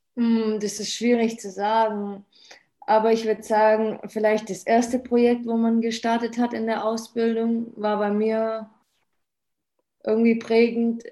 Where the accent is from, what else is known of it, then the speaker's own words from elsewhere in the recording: Böblingen, Baden-Württemberg, Germany; ich komme von Böblingen